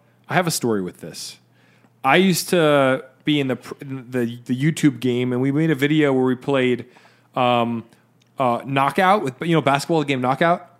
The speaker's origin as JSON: {"language": "English", "region": "New Jersey", "country": "United States", "said": "we're from Jersey"}